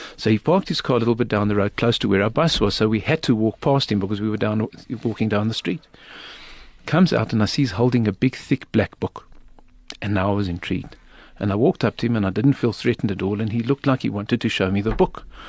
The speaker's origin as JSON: {"language": "English", "country": "South Africa", "said": "I'm from South Africa."}